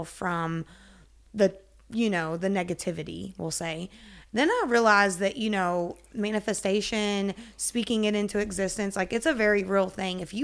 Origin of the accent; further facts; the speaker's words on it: Kentucky, United States; I'm a psychic medium. I'm from Kentucky, 29 years old.